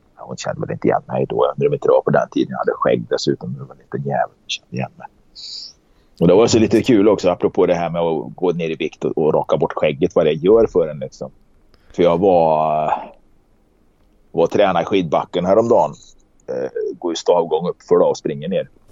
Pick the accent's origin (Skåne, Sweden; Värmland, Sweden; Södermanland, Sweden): Värmland, Sweden; Karlstad; accent: Värmland dialect; moved away; also born or lived in Gothenburg; jag är ju från Karlstad